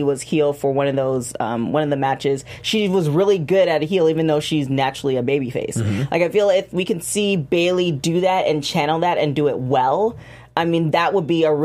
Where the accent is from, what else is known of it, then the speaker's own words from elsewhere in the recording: Canada; I'm Canadian.